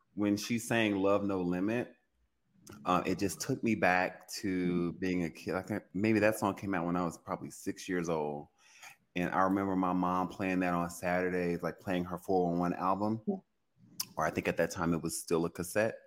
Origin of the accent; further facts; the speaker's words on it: Louisiana, United States; I'm from Louisiana, you know, we're, you know, the birthplace of jazz